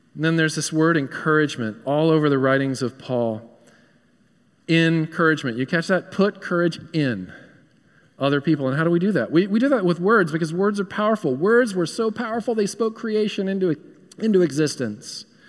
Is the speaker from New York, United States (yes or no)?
yes; New York, United States; moved away; I hail from New York